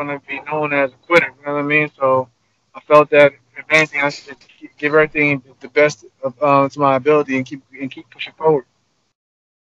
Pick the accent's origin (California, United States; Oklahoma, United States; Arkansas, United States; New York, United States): New York, United States; Long Island; born and raised in Long Island, New York